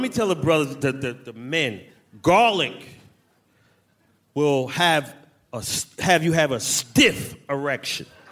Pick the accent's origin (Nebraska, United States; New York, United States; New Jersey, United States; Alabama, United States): New York, United States; New York City; 1970s New York City, how we grew up